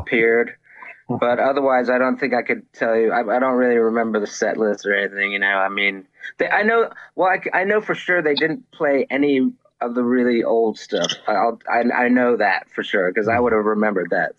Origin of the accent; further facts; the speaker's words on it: Reston, Virginia, United States; I grew up in um, in Northern Virginia. I grew up in Reston, Virginia